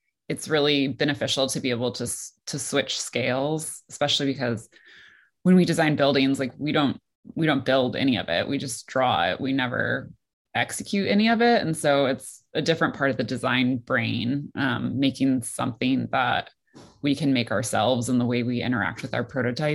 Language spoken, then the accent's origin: English; Detroit, Michigan, United States; moved away as an adult; also born or lived in Shanghai / New York; I grew up in the suburbs of Detroit.